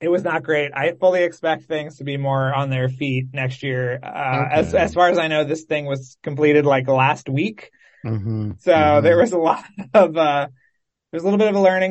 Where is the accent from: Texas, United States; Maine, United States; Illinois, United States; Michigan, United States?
Texas, United States; Austin; moved away; I was born in Austin